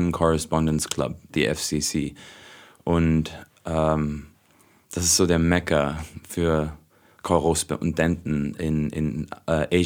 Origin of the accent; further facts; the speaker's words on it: Hong Kong; Also ich bin auch in Hongkong aufgewachsen, also ich bin ähm, Auslandsschweizer, ich habe noch nie als Schweizer in der Schweiz gelebt